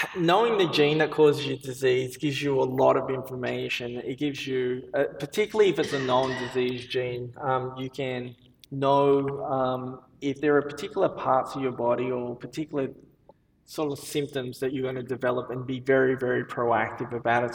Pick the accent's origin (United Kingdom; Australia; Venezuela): Australia; moved away as an adult; now in United States; I see myself more as an Australian.